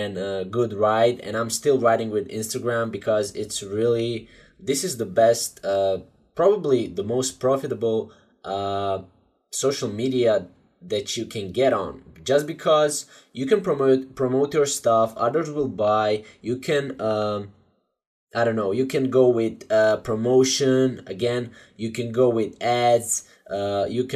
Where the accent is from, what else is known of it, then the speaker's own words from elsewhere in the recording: Croatia; I'm from Croatia